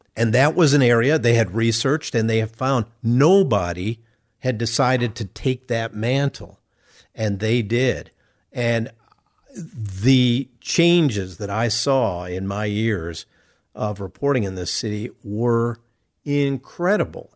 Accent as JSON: {"language": "English", "town": "Chicago", "region": "Illinois", "country": "United States", "tie": "born or raised there", "moved": "as an adult", "lives_now": "Indianapolis, United States", "said": "I grew up in Chicago"}